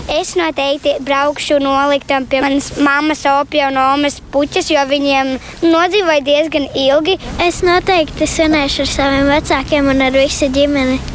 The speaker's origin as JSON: {"language": "Latvian", "country": "Latvia", "tie": "born there", "said": "Latvija ir mana dzimtene, es Latvijā esmu piedzimis, tā ir mana mīļa mīļākā valsts"}